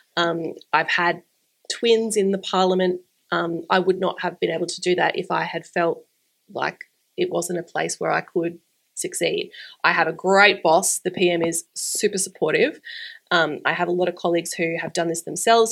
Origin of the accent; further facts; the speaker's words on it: Brisbane, Queensland, Australia; my hometown